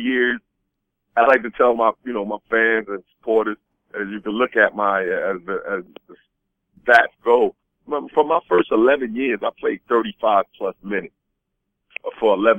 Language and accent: English; New York, United States; moved away as an adult; now in Florida, United States; I grew up in New York